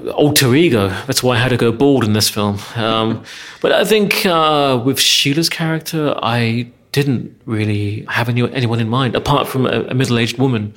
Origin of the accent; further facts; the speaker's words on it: England, United Kingdom; moved away as an adult; now in Hungary; growing up in England